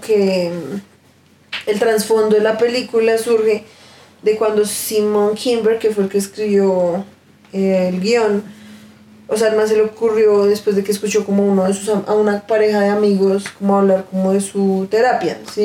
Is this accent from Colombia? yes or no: yes; Colombia; nosotros siendo colombianos